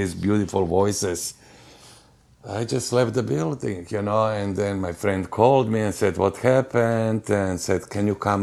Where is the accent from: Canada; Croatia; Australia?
Croatia; Varaždin, Varaždin County; English is a second language; moved away as an adult; now in United States; I was born in Varaždin long, long time ago